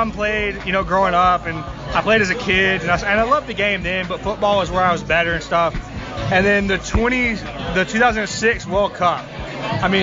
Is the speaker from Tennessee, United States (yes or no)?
yes; Memphis, Tennessee, United States; as a Memphian